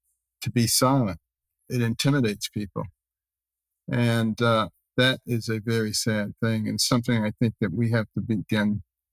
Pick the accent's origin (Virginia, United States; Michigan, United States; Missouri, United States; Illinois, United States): Michigan, United States; Detroit; also born or lived in Boston / New Haven / Ann Arbor / Baltimore; I myself remember growing up in Detroit, a very liberal place, and Boston, a very liberal place, and New Haven, a very liberal place, and Ann Arbor, a very liberal place, and then to Baltimore, all very liberal places.